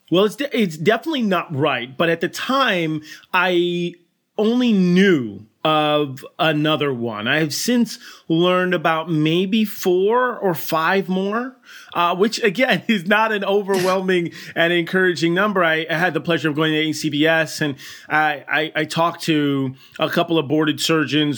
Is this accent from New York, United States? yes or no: no; Burlington, Connecticut, United States; I grew up in Burlington, Connecticut